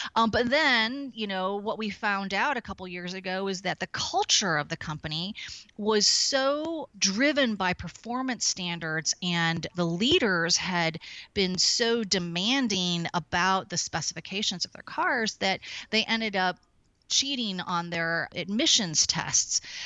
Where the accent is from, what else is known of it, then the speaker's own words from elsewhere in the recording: St. Louis, Missouri, United States; moved away as an adult; also born or lived in Chicago / San Diego; now in San Francisco, United States; I was born and raised in Saint Louis, Missouri